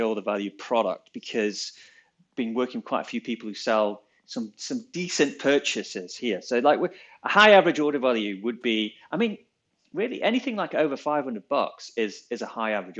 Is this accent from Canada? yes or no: no; England, United Kingdom; we're English